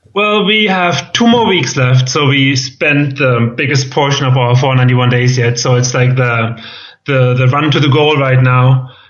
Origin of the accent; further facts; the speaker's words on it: Germany; accent: German; English is a second language; moved away as an adult; also born or lived in Boston / Berlin / Valencia; I'm from Germany, as you can tell by my accent